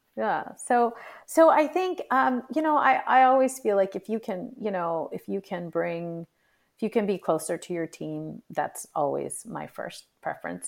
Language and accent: English; United States; even though I'm of, in, Indian ethnic descent, I was born and brought up here